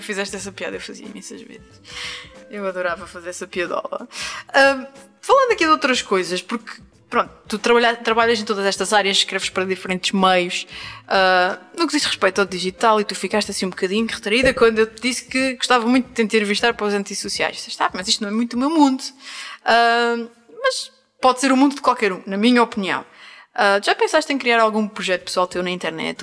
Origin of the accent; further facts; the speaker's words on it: Azores, Portugal; eu sou dos Açores